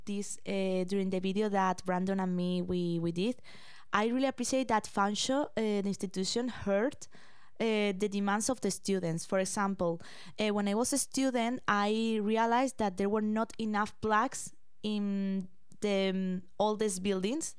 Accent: Madrid, Community of Madrid, Spain; English is a second language; moved away as an adult; now in London, Canada; I am from Spain

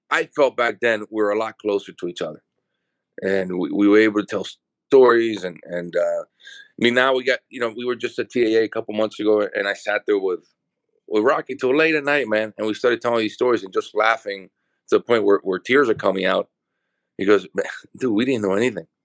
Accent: El Paraíso, Honduras; my, my father has, which he still has the farm now, Jamastran Farm. I was born and we moved to this house right next to the farm.

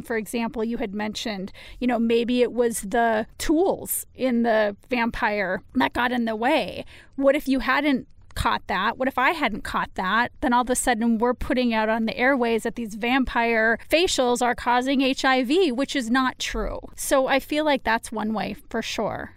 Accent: United States; just because I live in the United States that I don't take great pride in being an American

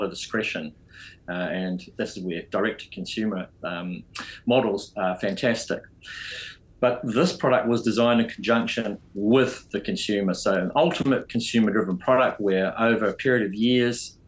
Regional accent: New Zealand; also born or lived in United Kingdom; I'm a Kiwi

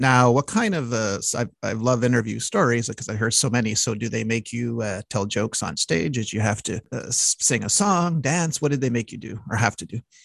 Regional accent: Montreal, Quebec, Canada; we are both from Montreal

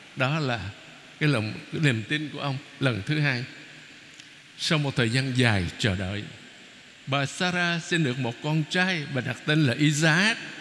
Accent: Vietnam; mình người Việt Nam mà

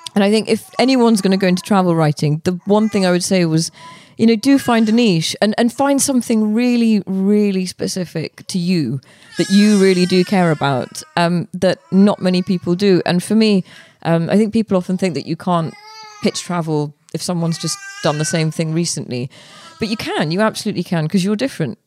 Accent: Birmingham, West Midlands, United Kingdom; moved away as an adult; also born or lived in India / Headingley, Leeds / London; I grew up in Edgbaston, um, I then lived in Headingley, and then I lived up the road from Lords.

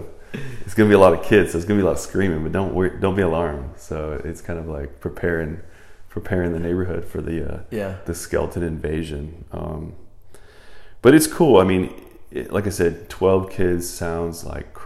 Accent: Converse, Texas, United States; also born or lived in Rochester, New York; I grew up in Converse area, not that far from Judson and all

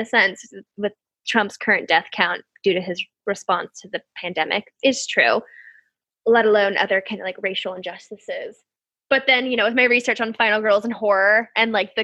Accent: United States; I'm American

